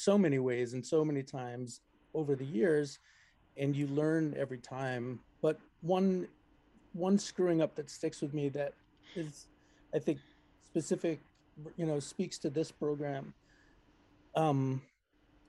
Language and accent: English; Melrose, Massachusetts, United States; my hometown here in Melrose